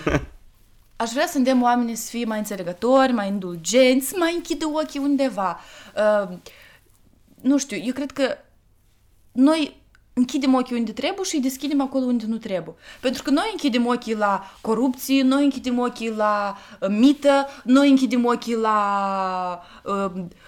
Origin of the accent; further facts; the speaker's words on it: Moldova; eu sunt moldoveancă